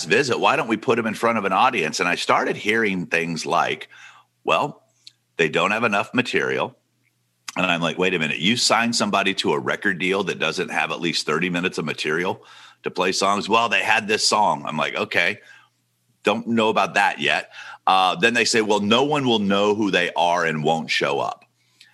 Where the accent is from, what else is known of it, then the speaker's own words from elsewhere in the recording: Muscle Shoals, Alabama, United States; moved away; also born or lived in Santa Barbara; I grew up in Muscle Shoals, Alabama